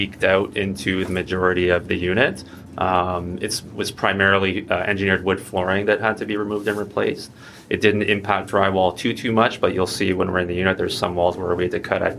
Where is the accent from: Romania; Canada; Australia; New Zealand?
Canada; Ottawa, Ontario; basically born and raised in Ottawa